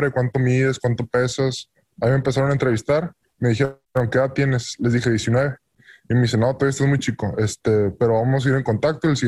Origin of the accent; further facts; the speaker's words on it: Mexico; Pues es que los mexicanos tenemos mucho talento para muchas cosas y pues los mexicanos somos somos